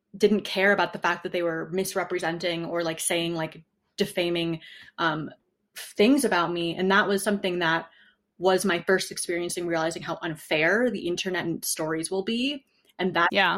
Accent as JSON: {"language": "English", "town": "New Haven", "region": "Connecticut", "country": "United States", "tie": "born or raised there", "also_born_or_lived": "Wyoming / California / New York City", "moved": "as an adult", "said": "I grew up in New Haven, Connecticut for the first 20 years of my life"}